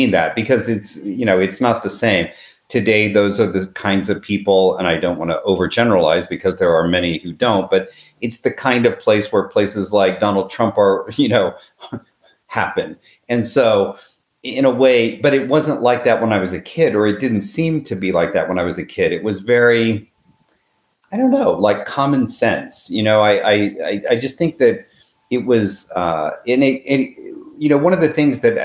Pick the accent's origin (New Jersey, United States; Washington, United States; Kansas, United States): Kansas, United States; moved away; I grew up in Kansas in the 60s and 70s